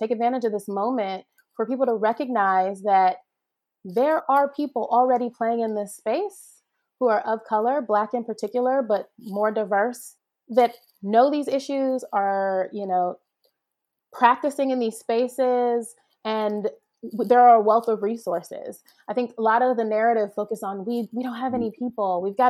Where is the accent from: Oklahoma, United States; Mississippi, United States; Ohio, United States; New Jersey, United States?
Ohio, United States; also born or lived in Jamaica; So I grew up back and forth between Ohio and Jamaica. My social circle here being largely Jamaican, right? A Jamaican church and a, you know, Jamaican community organizations, et cetera.